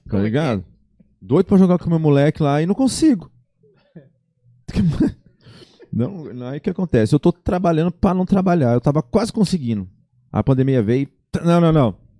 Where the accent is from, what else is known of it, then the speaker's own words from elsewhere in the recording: Tupi Paulista, São Paulo, Brazil; moved away as an adult; now in Campo Grande, Brazil; a minha mãe preferiu me criar a minha infância lá, lá em Tupi Paulista.